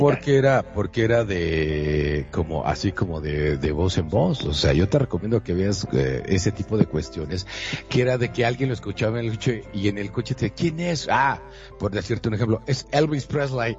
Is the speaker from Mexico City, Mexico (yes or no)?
no; Monterrey, Nuevo León, Mexico; yo soy de Monterrey, Nuevo León, hasta donde yo sé no tengo ninguna eh, bueno, decía que mi abuela eh, era francesa, pero la verdad es que yo lo dudo